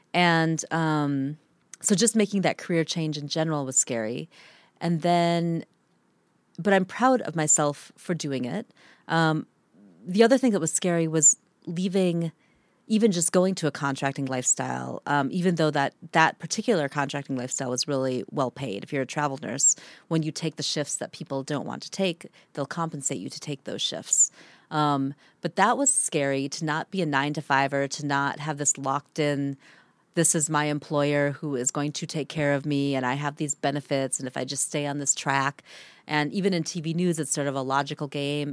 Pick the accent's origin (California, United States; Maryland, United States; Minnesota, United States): Minnesota, United States; moved away as an adult; also born or lived in Antarctica; growing up in Minnesota